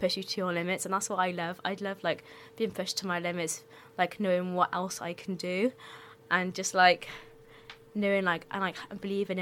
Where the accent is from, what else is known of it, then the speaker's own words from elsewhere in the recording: Cardiff, Wales, United Kingdom; I was born in Cardiff.